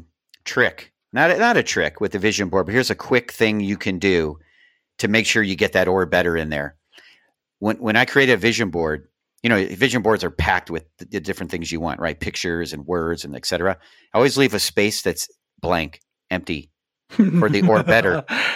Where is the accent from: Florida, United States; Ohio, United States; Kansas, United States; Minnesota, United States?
Ohio, United States; I mean, you know, I'm from Ohio, so I have to use this example.